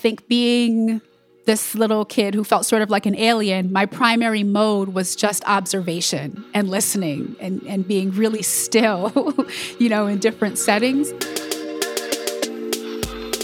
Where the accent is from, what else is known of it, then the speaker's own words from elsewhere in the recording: Ithaca, New York, United States; we grew up in Ithaca in upstate New York